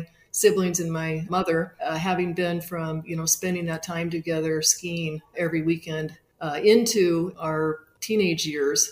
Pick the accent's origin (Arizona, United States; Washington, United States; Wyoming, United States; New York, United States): Washington, United States; Spokane; moved away; I grew up in Spokane, Washington, and had the good fortune to grow up in a skiing family